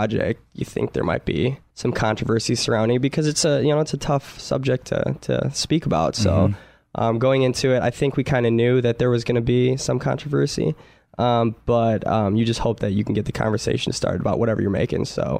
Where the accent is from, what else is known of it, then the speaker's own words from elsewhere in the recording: Kalamazoo, Michigan, United States; now in Los Angeles, United States; From Kalamazoo, Michigan.